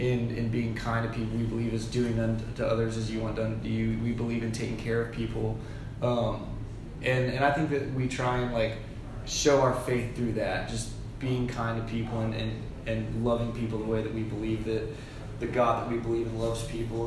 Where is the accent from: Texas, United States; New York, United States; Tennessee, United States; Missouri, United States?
Tennessee, United States; Smyrna; also born or lived in Nashville, Tennessee; I grew up in Smyrna, Tennessee